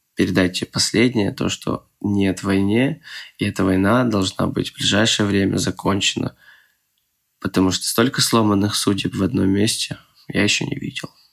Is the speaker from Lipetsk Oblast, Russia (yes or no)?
no; Moscow, Russia; moved away as an adult; now in Przemyśl, Poland; я таджик, но я из Москвы